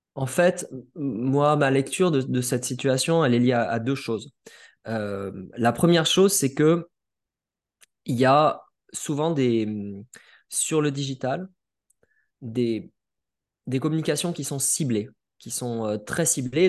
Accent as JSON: {"language": "French", "town": "Perpignan", "region": "Occitania", "country": "France", "said": "je viens de Perpignan, de Perpignan"}